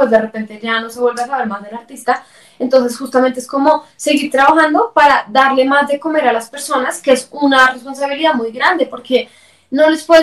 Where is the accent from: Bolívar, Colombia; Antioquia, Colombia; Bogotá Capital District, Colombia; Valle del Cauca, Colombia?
Bogotá Capital District, Colombia; Bogotá; porque yo soy más, rola que chapinero, mejor dicho, así que ella es la embolatada, yo bien rolita.